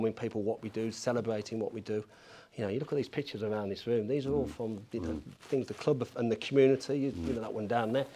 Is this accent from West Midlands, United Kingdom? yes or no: yes; Birmingham, West Midlands, United Kingdom; also born or lived in Coventry; I'm a Brummie